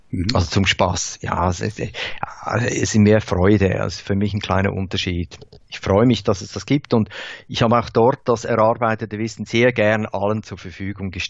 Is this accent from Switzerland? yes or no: yes; Thal, St. Gallen, Switzerland; Wir kommen aus Tal, das ist die, die Ecke, die äh, Nordostecke der Schweiz, wo der Rhein in den Bodensee mündet